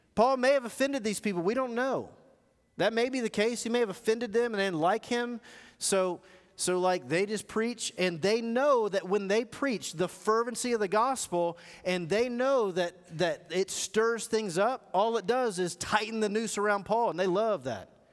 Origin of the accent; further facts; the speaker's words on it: United States; I grew up in America, and I got kids who grew up in America.